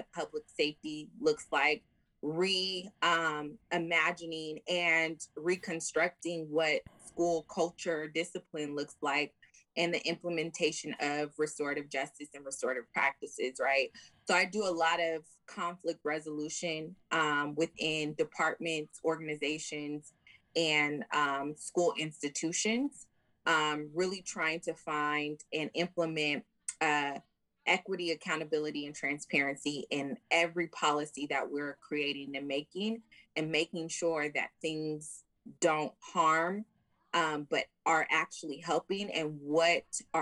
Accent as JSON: {"language": "English", "town": "San Diego", "region": "California", "country": "United States", "tie": "born or raised there", "said": "I am born and raised in San Diego"}